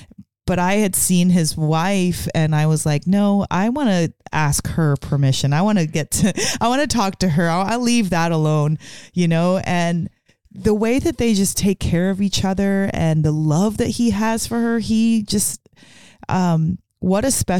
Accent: Portland, Oregon, United States; Being that we're from Portland

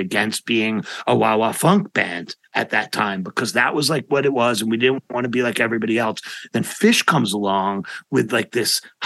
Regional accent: New York City, New York, United States; I'm from Manhattan, And I went to jazz school in Manhattan

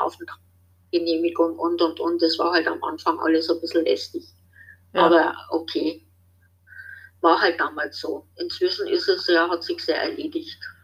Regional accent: West Germany, Germany; moved away as an adult; also born or lived in Marche, Italy; now in Italy; ich bin von der Ex-DDR äh, im Westen mit meinen Eltern, da war ich aber noch ziemlich klein, also fünf Jahre alt

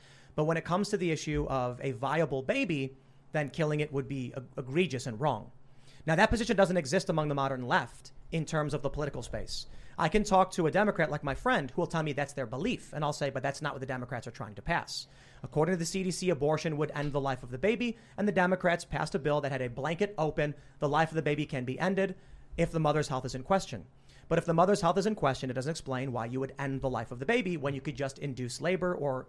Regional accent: Chicago, Illinois, United States; Inequality among marginalized races growing up in Chicago and experiencing it.

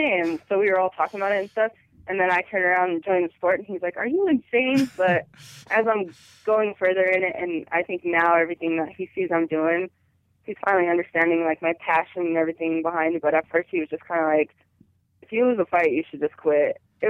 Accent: Colorado, United States

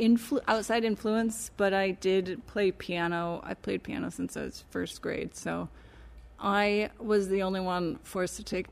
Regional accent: Lowell, Michigan, United States; moved away as an adult; in a little town called Lowell, Michigan. It's between Grand Rapids and Lansing.

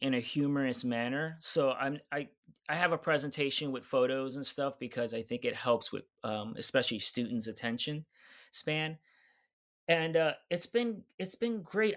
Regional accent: New York City, New York, United States; I'm from New York City

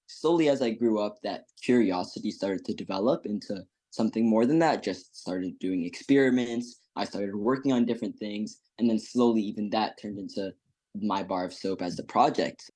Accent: Ethiopia; now in Fairfax, United States; I'm a fourteen-year-old going to Woodson High School in Fairfax, Virginia, and I was born in Ethiopia.

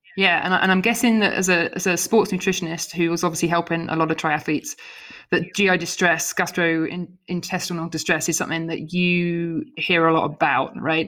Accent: United Kingdom; now in United States; living in America but being a Brit.

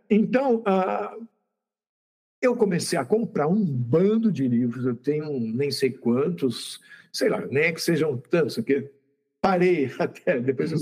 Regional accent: Santos, São Paulo, Brazil; eu sou de Santos

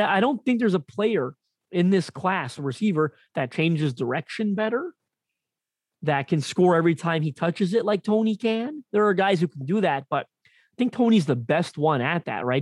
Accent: Canada; I'm Canadian

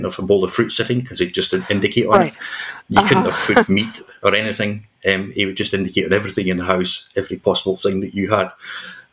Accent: Scotland, United Kingdom; moved away; also born or lived in New Zealand; here in Scotland, in my home country

